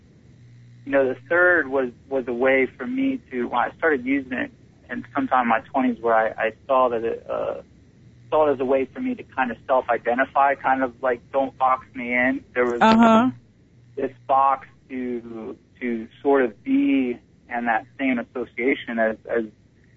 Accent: St. Petersburg, Florida, United States; I'm born and raised in St. Petersburg, Florida.

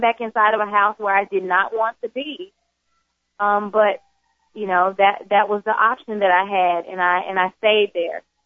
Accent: Jackson, Mississippi, United States; I was born in Jackson, Mississippi.

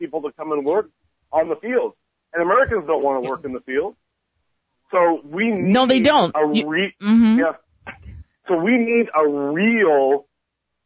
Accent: Canada; now in United States; I'm from Canada

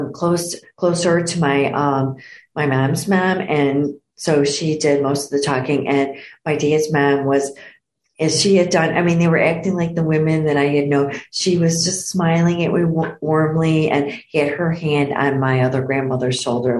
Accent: Downers Grove, Illinois, United States; I was born and raised in Downers Grove

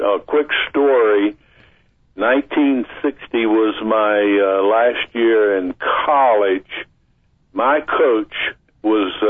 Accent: Vicksburg, Mississippi, United States; moved away; also born or lived in Natchez, Mississippi; I was born in Natchez, but I was raised in Vicksburg. My parents moved to Vicksburg before I was two years old

